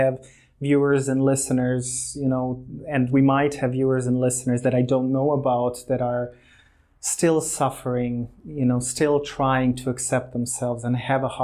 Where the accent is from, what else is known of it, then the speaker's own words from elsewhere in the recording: Croatia; also born or lived in Germany; I was born in Germany. I grew up in Croatia